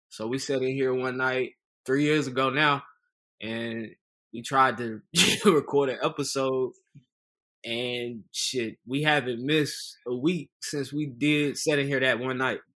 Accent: Charlotte, North Carolina, United States; I'm from Charlotte, North Carolina.

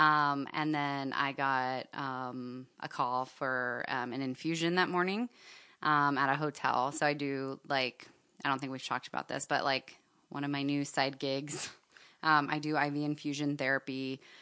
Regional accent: Miami, Florida, United States; moved away as an adult; now in Seattle, United States; I grew up in Miami

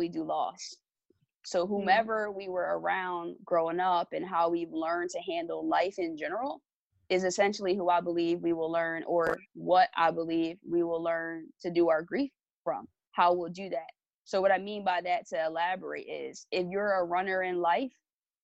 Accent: Lawnside, New Jersey, United States; I'm from Longside, New Jersey. It's a small town. It's a predominantly African-American community

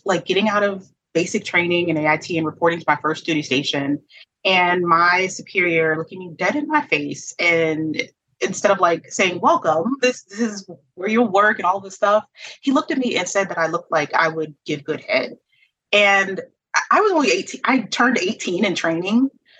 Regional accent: Germany; We went to Germany. I grew up most of my life in Germany. I was born in Germany.

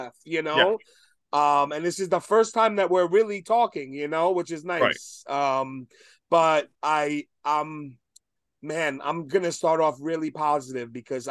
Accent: New York, United States; I'm from New York

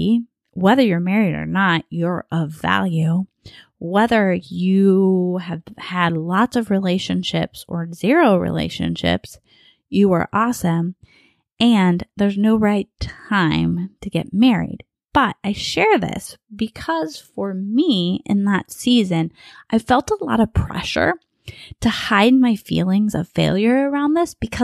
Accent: Bakersfield, California, United States; accent: a bit of a Southern accent; moved away as an adult; now in Southern California, United States; I'm from Bakersfield, which is in Central California.

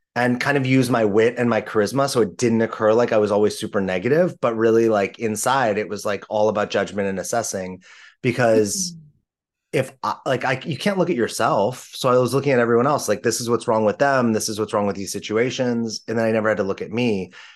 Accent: Los Angeles, California, United States; I grew up in Los Angeles in the 80s and 90s

